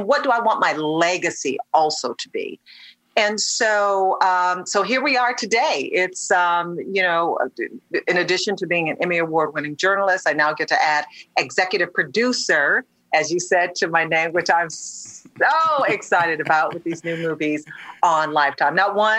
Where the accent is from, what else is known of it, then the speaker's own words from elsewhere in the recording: Detroit, Michigan, United States; first started in local news in my hometown of Detroit